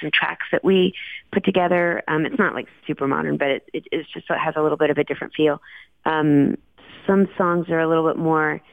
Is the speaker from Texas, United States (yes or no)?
yes; Dallas, Texas, United States; I grew up in a fun time in the 70s and the 80s. I loved growing up there